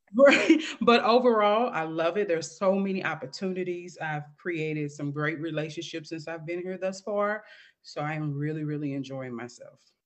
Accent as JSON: {"language": "English", "town": "St. Louis", "region": "Missouri", "country": "United States", "tie": "born or raised there", "moved": "as an adult", "lives_now": "Dallas, United States", "said": "Saint Louis, Missouri, my hometown"}